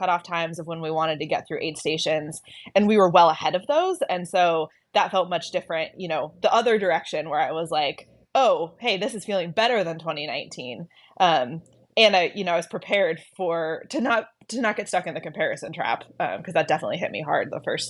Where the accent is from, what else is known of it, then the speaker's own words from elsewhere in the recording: Logan, Utah, United States; Peter and I grew up in Northern Utah, so we graduated from Logan High School, Logan being the town that Bear starts at in.